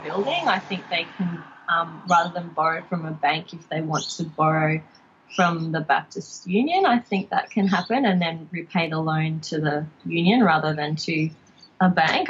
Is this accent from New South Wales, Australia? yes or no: no; Logan, Queensland, Australia; I grew up in Logan